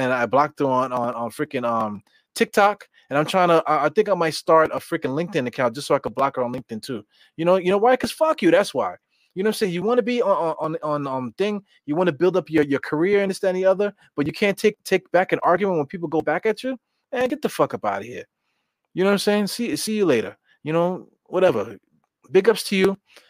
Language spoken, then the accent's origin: English; New York, United States; We're from New York.